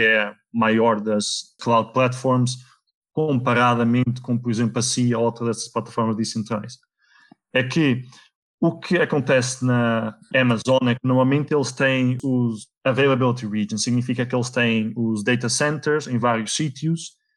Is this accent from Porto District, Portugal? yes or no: no; Viseu area, Portugal; moved away; also born or lived in Netherlands; eu nasci na Holanda, fui para Portugal com 3 anos, ehm, eh, eu vivi na, na zona de Viseu